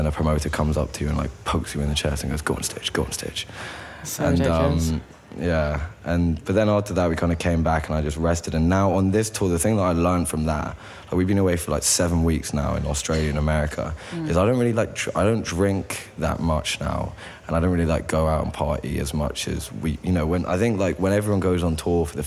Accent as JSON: {"language": "English", "country": "United Kingdom", "said": "we're British"}